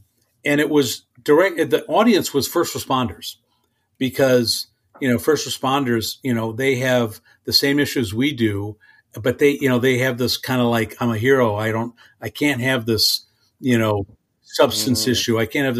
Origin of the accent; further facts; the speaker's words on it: Ireland; And I don't know if it's because I'm, you know, a drinker or because I'm Irish.